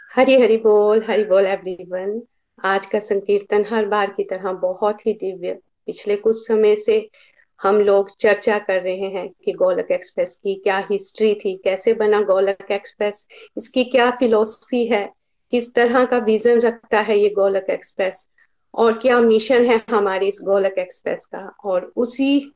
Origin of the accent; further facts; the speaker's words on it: Himachal Pradesh, India; now in Ludhiana, India; लुधियाना से basically uh, मैं हिमाचल प्रदेश से हूँ